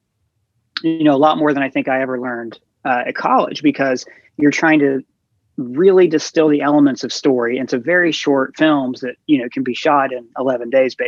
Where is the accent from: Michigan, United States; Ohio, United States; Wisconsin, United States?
Ohio, United States; moved away as an adult; now in New York, United States; I grew up in a small town. I think it was beyond my wildest dreams to even think that I would live in New York, you know, like I grew up in Ohio